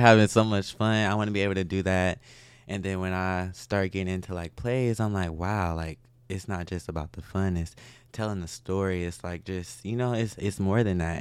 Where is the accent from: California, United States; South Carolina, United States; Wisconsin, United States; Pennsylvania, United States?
Wisconsin, United States; Milwaukee; moved away as an adult; now in Houston, United States; I was, uh, born in Milwaukee.